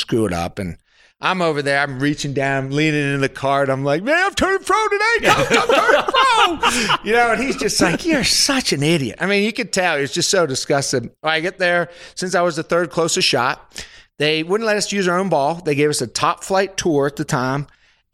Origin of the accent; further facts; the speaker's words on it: Pennsylvania, United States; moved away as an adult; also born or lived in Alabama; I was from Pennsylvania.